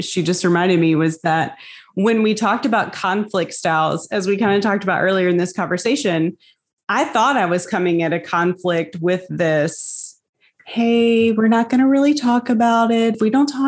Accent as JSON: {"language": "English", "region": "the South", "country": "United States", "tie": "born or raised there", "said": "growing up in the South"}